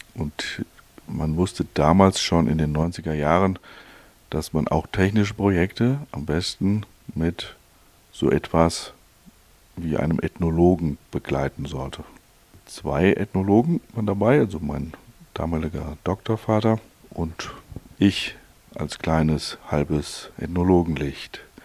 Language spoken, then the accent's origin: German; Hesse, Germany; also born or lived in Allgäu, Bavaria; now in Kempten area, Germany; als Hesse Vater von einem Allgäuer Kind